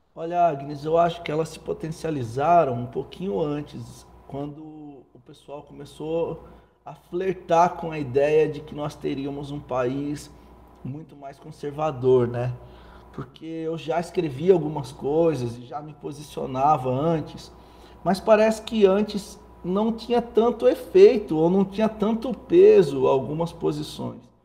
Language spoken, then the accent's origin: Portuguese; Cordeirópolis, São Paulo, Brazil; eu sou paulistano, nasci no bairro do Cambuci, em São Paulo, mas cresci em Cordeirópolis